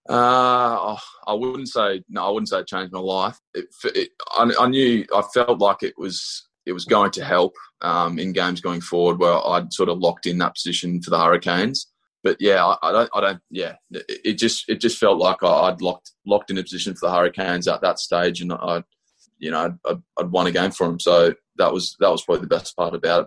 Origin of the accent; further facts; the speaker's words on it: Australia; growing up in Australia